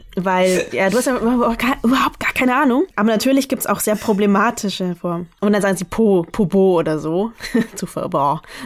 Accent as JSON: {"language": "German", "area": "the North", "region": "Northern Vietnam", "country": "Vietnam", "moved": "yes", "said": "Ich komme aus dem Norden"}